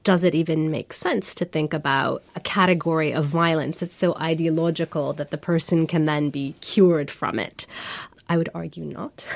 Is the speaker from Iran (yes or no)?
yes; Iran; I come from Iran, I come from a country that politically became more inclusive